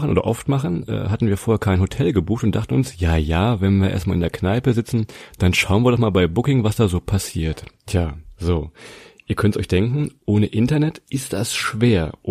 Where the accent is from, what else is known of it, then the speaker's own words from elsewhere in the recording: Lower Saxony, Germany; Wir sagten nämlich, ja, wir kommen aus der Nähe von Hannover